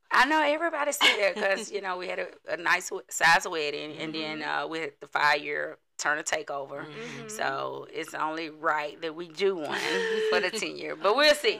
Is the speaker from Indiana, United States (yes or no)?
no; Chattanooga, Tennessee, United States; I am from here, Chattanooga, Tennessee.